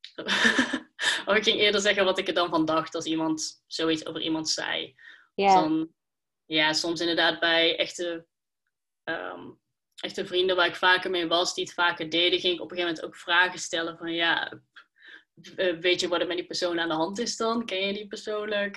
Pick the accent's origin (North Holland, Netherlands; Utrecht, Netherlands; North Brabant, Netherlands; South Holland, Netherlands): North Brabant, Netherlands; Schijndel; ik kom uit Schijndel